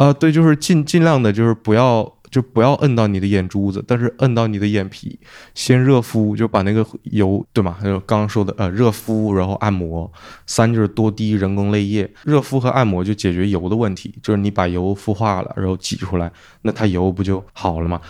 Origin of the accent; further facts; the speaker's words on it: China; now in United Kingdom; 我们中国人、东亚人本来就很容易近视